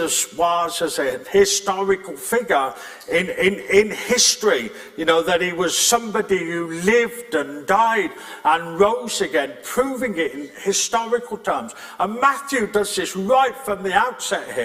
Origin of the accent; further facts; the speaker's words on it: England, United Kingdom; also born or lived in Scotland; now in Northern Ireland, United Kingdom; I was born in England with a Welsh surname and I got saved in Scotland and called to Northern Ireland.